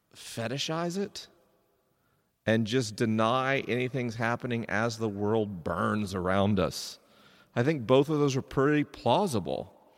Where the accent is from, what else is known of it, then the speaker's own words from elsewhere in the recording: Florida, United States; I grew up in Florida